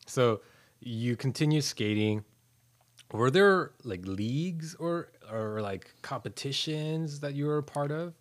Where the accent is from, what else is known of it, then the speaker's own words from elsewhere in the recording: Los Angeles, California, United States; moved away; the entirety of my elementary school was in L